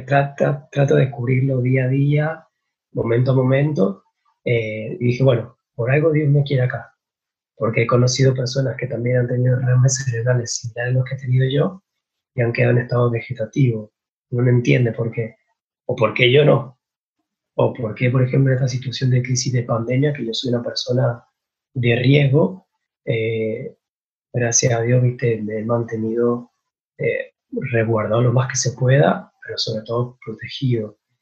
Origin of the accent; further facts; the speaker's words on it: San Martín, Mendoza, Argentina; soy de San Martín Mendoza